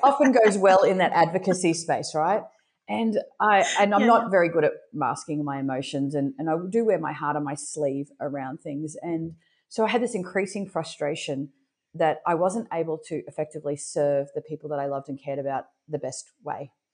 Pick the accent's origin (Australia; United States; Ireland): Australia; Brisbane, Queensland; I'm born and raised in Brisbane, Australia